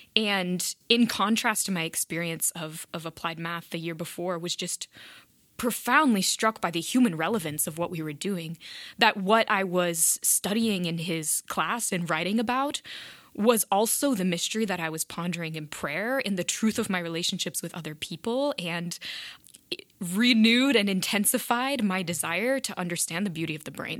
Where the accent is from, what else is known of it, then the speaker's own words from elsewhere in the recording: South Bend, Indiana, United States; also born or lived in Italy; absolutely loved growing up in South Bend